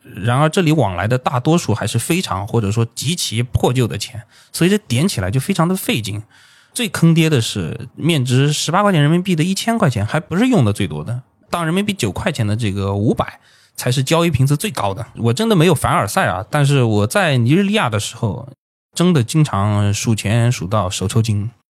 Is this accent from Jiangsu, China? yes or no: yes; Jiangsu, China; also born or lived in Hainan; 我家是江苏的，然后学校在海南